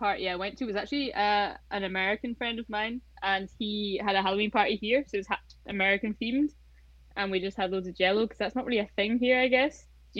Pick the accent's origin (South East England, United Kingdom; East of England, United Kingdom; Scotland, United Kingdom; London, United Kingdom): Scotland, United Kingdom; Orkney; also born or lived in Oman; because I'm from Orkney, this is the Viking part of me.